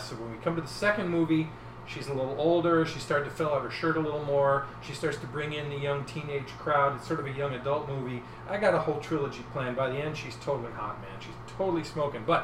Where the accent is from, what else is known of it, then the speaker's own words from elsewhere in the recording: Queens, New York, United States; it's based on my own life growing up in Queens, New York.